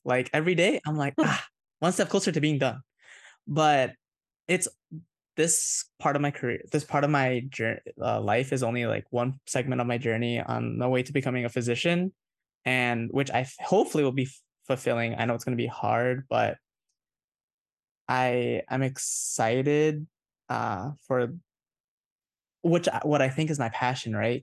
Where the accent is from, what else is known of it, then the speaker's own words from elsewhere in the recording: Indonesia; moved away; I'm a fob, I was born in Indonesia, I have an Indonesian passport